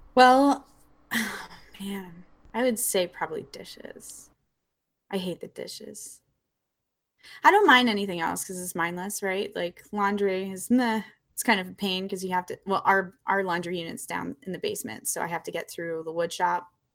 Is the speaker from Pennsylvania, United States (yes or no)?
yes; Apollo, Pennsylvania, United States; I grew up in a really rural area in Western Pennsylvania called Apollo